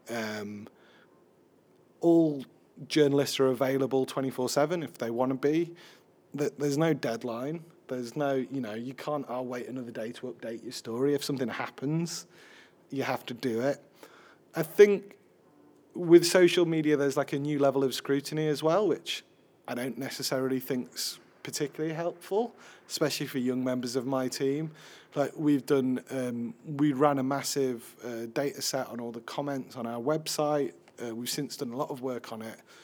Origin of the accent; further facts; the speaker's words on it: Sheffield, Yorkshire and the Humber, United Kingdom; I'm a middle-aged white man, even though I'm from Sheffield